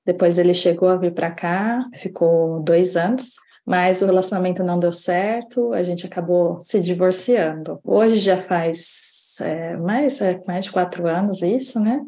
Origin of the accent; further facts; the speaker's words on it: Indaiatuba, São Paulo, Brazil; moved away; eu cheguei a fazer no Brasil, na minha cidade natal, em Dayatuba